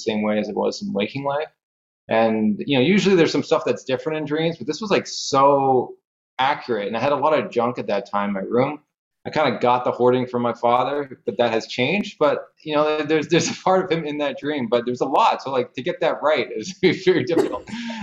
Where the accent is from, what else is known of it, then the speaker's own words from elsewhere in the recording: Canada; I'm from Canada